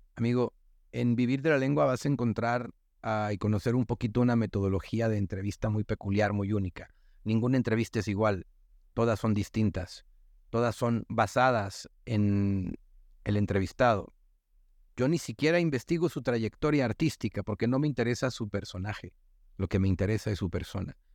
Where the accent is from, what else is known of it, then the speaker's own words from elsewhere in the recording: northern Mexico, Mexico; accent: norteña; mi tono, o mi manera de hablar norteña y golpeada